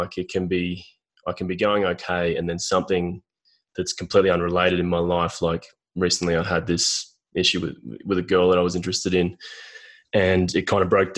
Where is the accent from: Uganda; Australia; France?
Australia; Brisbane, Queensland; I grew up in Brisbane, Australia